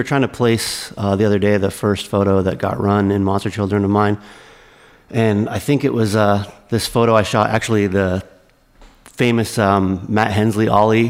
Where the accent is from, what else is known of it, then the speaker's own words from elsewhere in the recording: Grimsby, Ontario, Canada; I grew up like an hour outside of Toronto, a small town called Grimsby.